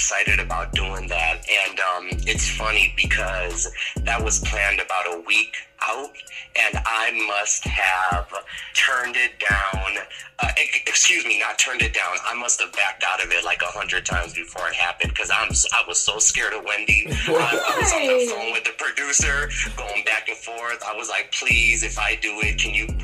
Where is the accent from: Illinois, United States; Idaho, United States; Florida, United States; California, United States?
Illinois, United States; Chicago; I'm from Chicago